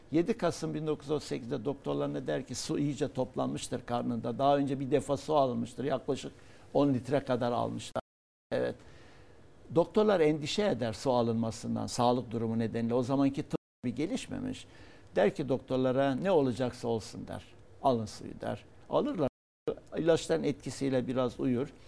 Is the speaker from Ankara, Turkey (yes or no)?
no; Hatay, Turkey; born there; Onun için ben Hatay'da doğdum. Atatürk'e şükran borçluyum. E, ve Hatay'a Atatürk ömrünü verdi.